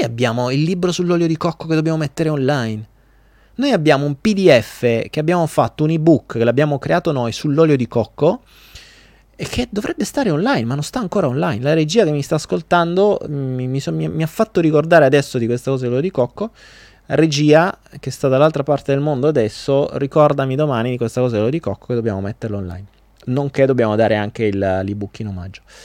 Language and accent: Italian; Foggia, Apulia, Italy; io non sono napoletano, sono foggiano